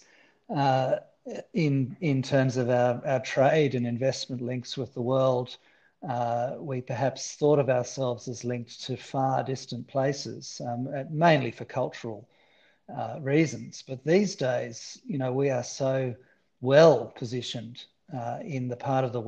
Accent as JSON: {"language": "English", "region": "Tasmania", "country": "Australia", "tie": "born or raised there", "also_born_or_lived": "Beijing, China", "moved": "as an adult", "lives_now": "Europe", "said": "Tasmania, where I grew up"}